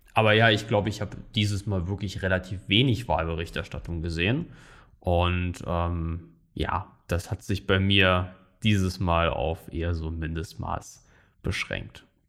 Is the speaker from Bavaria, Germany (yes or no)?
no; Saarland, Germany; in meinem Heimatland im Saarland